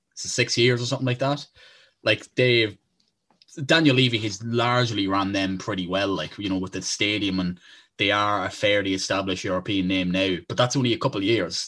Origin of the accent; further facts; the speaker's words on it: Ireland; We are from Ireland